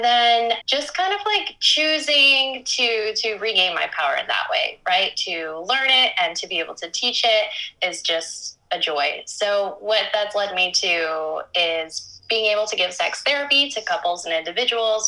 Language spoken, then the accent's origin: English; Miami, Florida, United States; moved away as an adult; now in Barcelona, Spain; a young girl and teen growing up in Miami, Florida